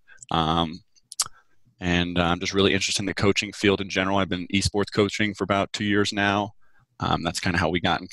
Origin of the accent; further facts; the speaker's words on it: New Jersey, United States; I went into teaching as a substitute teacher first in my hometown in New Jersey